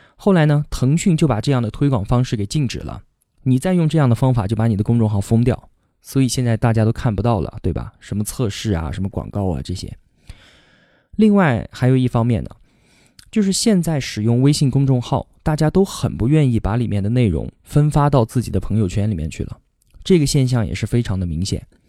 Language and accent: Chinese; Kunming, Yunnan, China; 我今年二十八，现在呢在云南昆明。这里是我土生土长的地方，不管是上学还是工作，从来都没有离开过这里。我从小学到初中，再到大学，都是在昆明读的